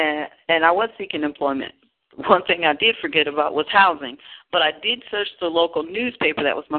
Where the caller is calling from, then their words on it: Pennsylvania, United States; also born or lived in California; I'm calling from Pennsylvania, but I was out in California